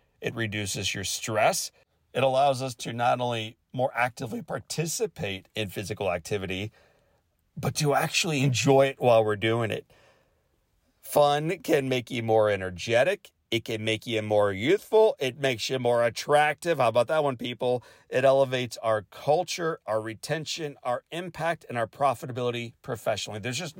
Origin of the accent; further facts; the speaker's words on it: California, United States; learned a little bit about parenting and professorship and other roles and responsibilities as a kid growing up in California.